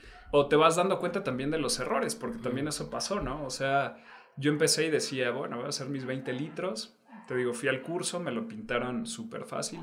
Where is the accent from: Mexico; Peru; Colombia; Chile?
Mexico; Oaxaca; yo como oaxaqueño